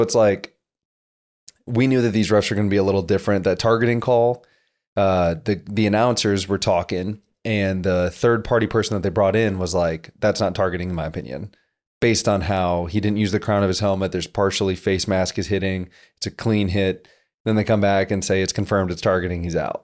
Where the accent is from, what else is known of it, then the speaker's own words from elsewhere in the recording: South Dakota, United States; moved away; feel like I've come from a small town, so I'm from South Dakota